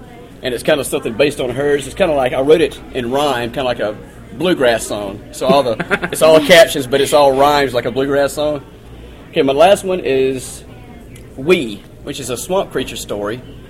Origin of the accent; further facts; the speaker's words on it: Louisville, Mississippi, United States; I'm from Louisville, Mississippi, and I've been writing short stories for since I was about 16. I'm 38 now